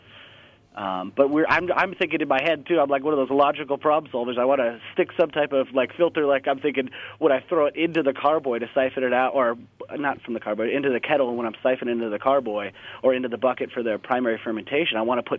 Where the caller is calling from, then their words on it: Seattle, Washington, United States; I'm actually over here in Seattle, Washington.